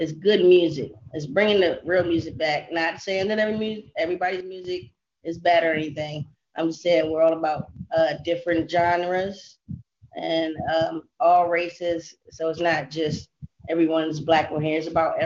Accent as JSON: {"language": "English", "town": "Los Angeles", "region": "California", "country": "United States", "said": "now I'm in Crenshaw District. I'm from"}